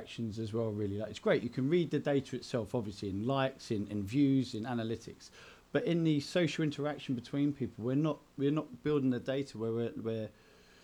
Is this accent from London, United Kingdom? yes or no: yes; Enfield, London, United Kingdom; moved away; I grew up in Enfield in North London